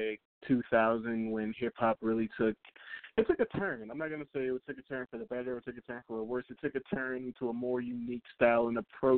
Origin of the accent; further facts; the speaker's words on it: South Florida, United States; I am a rapper from South Florida